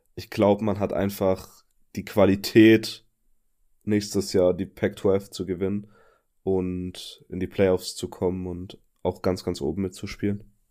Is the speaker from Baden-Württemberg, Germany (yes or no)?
yes; Upper Swabia, Baden-Württemberg, Germany; accent: Swabian; seit ich wieder in Oberschwaben wohne, ist mein Akzent wieder richtig übel